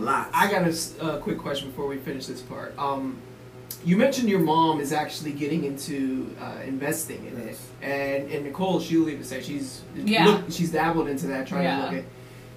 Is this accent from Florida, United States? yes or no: yes; Florida, United States; I came here from Florida, from in the South, man, like you don't want to do anything that's gonna put you on the radar.